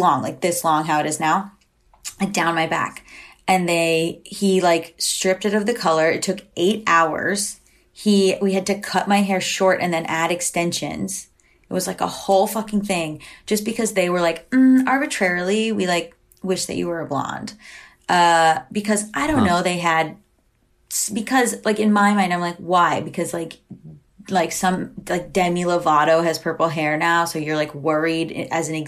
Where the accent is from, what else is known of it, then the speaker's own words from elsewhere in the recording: Florida, United States; also born or lived in Boston / New York; now in Los Angeles, United States; I grew up in Florida